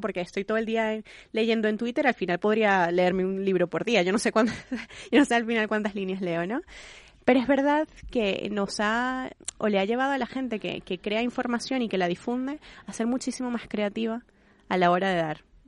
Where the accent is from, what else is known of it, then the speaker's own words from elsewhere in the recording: Venezuela; yo que soy venezolana